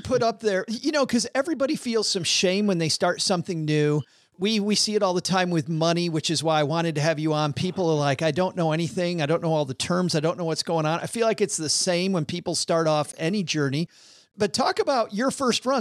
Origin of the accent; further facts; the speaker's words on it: Detroit, Michigan, United States; moved away; Detroit, which is, which was my hometown for a long time.